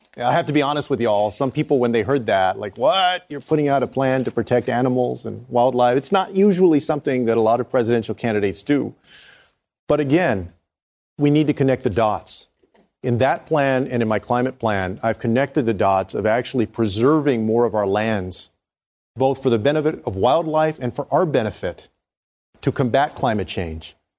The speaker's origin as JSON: {"language": "English", "region": "Texas", "country": "United States", "tie": "born or raised there", "said": "In Texas, in my home state of Texas"}